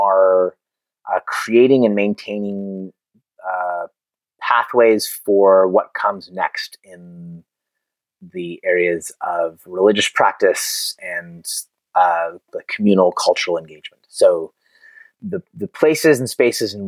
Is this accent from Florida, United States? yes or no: no; Concord, California, United States; also born or lived in Oakland, California / Martinez, California; I was born in Oakland. I grew up in Concord